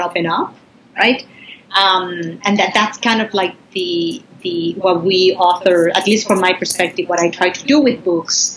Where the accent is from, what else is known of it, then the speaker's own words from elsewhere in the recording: Puerto Rico; I grew up in Puerto Rico and in a countryside.